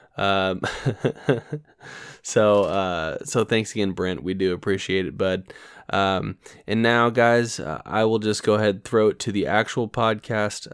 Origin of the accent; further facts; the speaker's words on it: United States; also born or lived in Kentucky; we are from Indiana